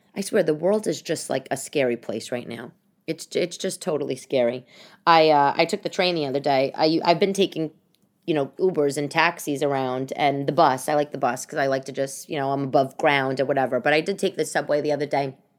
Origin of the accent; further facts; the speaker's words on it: New York City, New York, United States; I'm from Staten Island